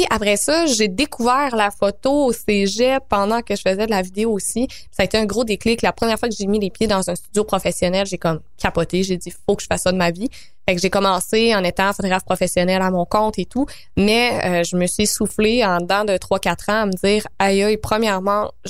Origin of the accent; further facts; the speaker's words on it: Quebec, Canada; ma Beauce natale. Je viens de la Beauce, donc salut à tous les bons